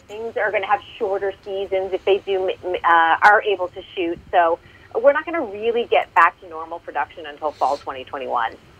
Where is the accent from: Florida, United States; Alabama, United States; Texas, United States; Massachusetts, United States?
Massachusetts, United States; moved away; also born or lived in California; my home state of Massachusetts